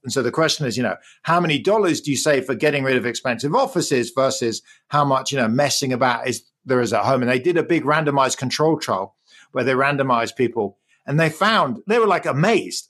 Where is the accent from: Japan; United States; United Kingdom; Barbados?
United Kingdom; England; accent: English; moved away; I grew up in the U K. You can probably hear my English accent.